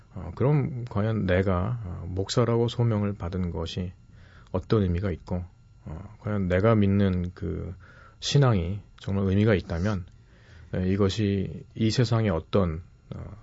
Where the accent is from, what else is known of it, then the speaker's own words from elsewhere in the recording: South Korea; moved away as an adult; also born or lived in New York, United States; now in Philadelphia, United States; 한국으로 돌아와서